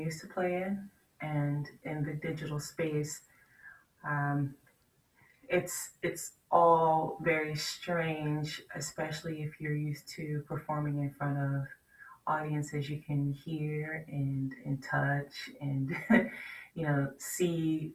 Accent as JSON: {"language": "English", "town": "Washington", "region": "District of Columbia", "country": "United States", "said": "I'm from Washington, D.C."}